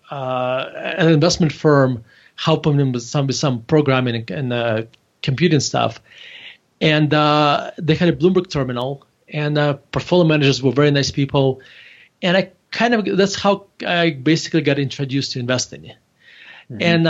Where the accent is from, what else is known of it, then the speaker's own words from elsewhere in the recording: Murmansk, Murmansk Oblast, Russia; English is a second language; moved away as an adult; now in United States; I actually was born in Murmansk, Russia